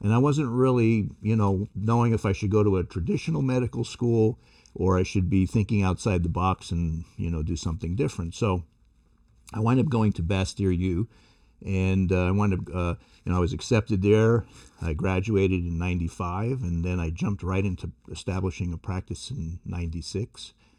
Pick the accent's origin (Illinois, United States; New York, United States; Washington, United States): New York, United States; New York City; Well, I was born in New York City in the Bronx and to a Sicilian-Italian family. My family was actually in the seafood and wholesale business. So we had, several fish markets in the Bronx.